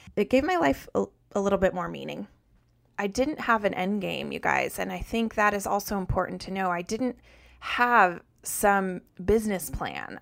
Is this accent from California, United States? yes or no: no; Colorado, United States; moved away as an adult; also born or lived in north of Boston; now in Massachusetts, United States; I grew up in Colorado and lived there until I graduated from college.